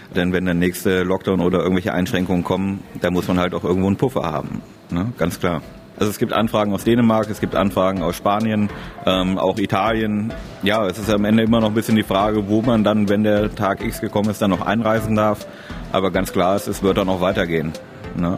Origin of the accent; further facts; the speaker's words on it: Parchim, Mecklenburg-Vorpommern, Germany; ich komme aus Parchim, Mecklenburg-Vorpommern